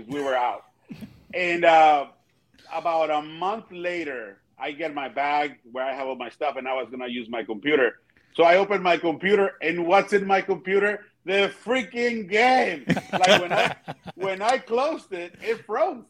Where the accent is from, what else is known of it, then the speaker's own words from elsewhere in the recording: Tijuana, Baja California, Mexico; now in United States; a guy born and raised in Tijuana, Mexico, like myself